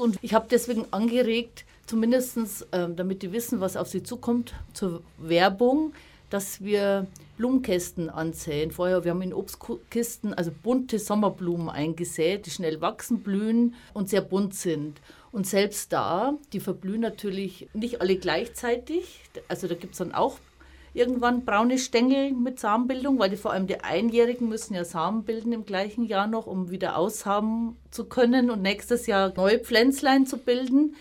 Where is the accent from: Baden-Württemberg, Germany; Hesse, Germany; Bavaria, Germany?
Bavaria, Germany; Upper Palatinate; now in Munich, Germany; ich komme aus der Oberpfalz auf dem Grundstück meiner Großeltern habe ich auch große Blühstreifen angelegt